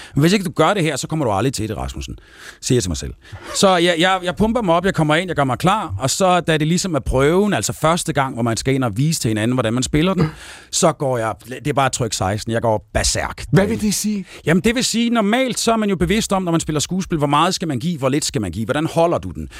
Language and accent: Danish; Aalborg, North Denmark Region, Denmark; nu er jeg jo fra Aalborg